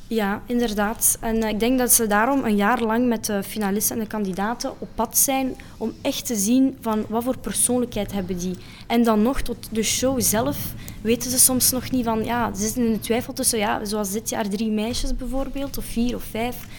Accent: Geraardsbergen, Flanders, Belgium; Ik kom van Gerardsbergen

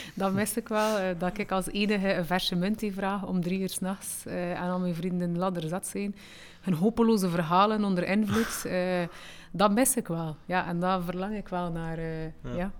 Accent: Flanders, Belgium; also born or lived in Morocco; want ik ben daar geboren. Aan één jaar en twee maanden zijn we naar hier gekomen

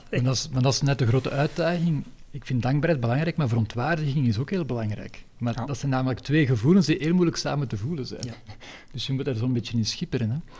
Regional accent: Leuven, Flanders, Belgium; moved away as an adult; now in Antwerp, Belgium; Ik ben geboren in Leuven en daar ook opgegroeid

